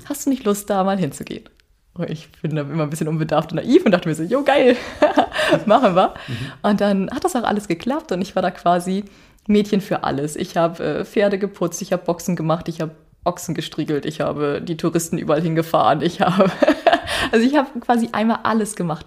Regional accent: Northern Germany, Germany; moved away as an adult; also born or lived in Iceland; now in Akureyri, Iceland; ich als Norddeutsche kenne so ein bisschen Schnee

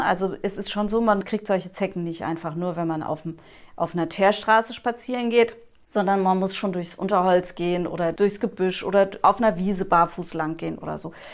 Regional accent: Germany; bei uns in Deutschland

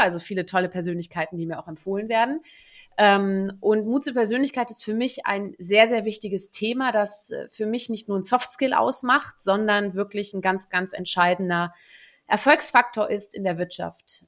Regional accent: Netherlands; moved away; also born or lived in Germany; ich gebürtige Niederländerin bin

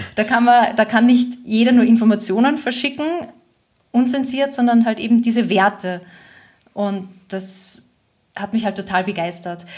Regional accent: Austria; moved away as an adult; now in Germany; ich komme aus Österreich ursprünglich, äh, wohne aber jetzt schon seit über 15 Jahren in Deutschland

